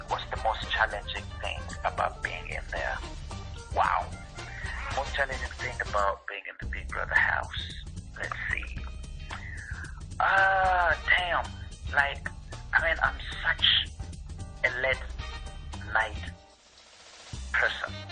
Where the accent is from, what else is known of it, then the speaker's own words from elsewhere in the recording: Uganda; I am from Uganda.